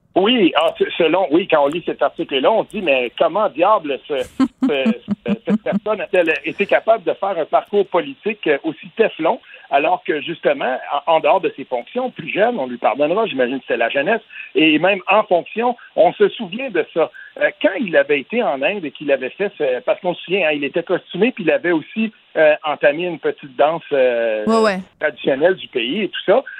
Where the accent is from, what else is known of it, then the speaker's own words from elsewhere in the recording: Quebec, Canada; quand on vient du Québec